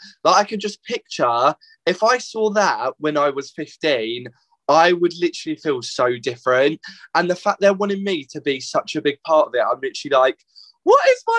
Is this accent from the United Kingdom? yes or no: yes; Hadlow, South East England, United Kingdom; I grew up in Hadlow, which is literally 5 minutes away from Tunbridge. And obviously went to secondary school in that in Tunbridge.